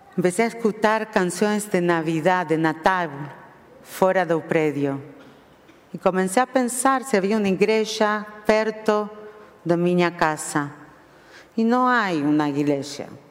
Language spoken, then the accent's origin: Spanish; Argentina; accent: Argentine; moved away as an adult; also born or lived in Jerusalem, Israel; now in São Paulo, Brazil; mi sotaque hace vocês pensar en mí como argentina